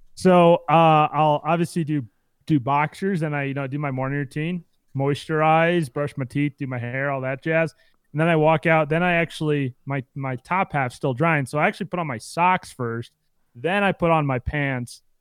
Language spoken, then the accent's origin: English; Midwest, United States; I come from the Midwest